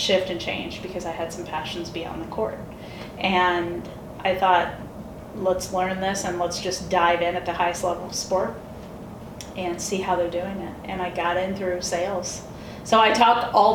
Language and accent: English; Valparaiso, Indiana, United States; now in Seattle, United States; I grew up in Valparaiso, Indiana. I'm a Hoosier.